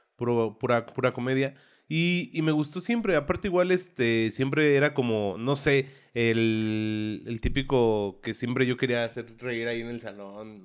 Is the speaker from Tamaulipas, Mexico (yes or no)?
no; Santa Rosa Jáuregui, Querétaro, Mexico; moved away as an adult; now in Querétaro, Mexico; yo crecí y viví en Santa Rosa hasta hace un año, que fue que me cambié aquí al centro.